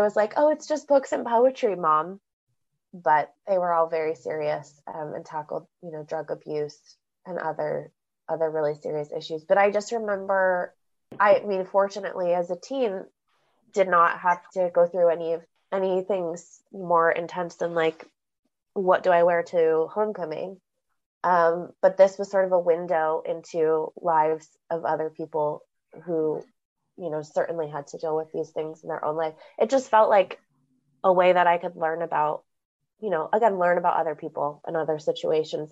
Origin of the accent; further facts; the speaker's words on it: Northern California, United States; I grew up in Northern California